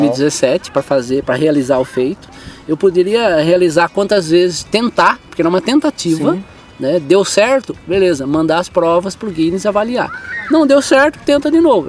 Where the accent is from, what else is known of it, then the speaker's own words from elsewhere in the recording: Salesópolis, São Paulo, Brazil; eu sou o brasileiro paulista que nasceu em Salesópolis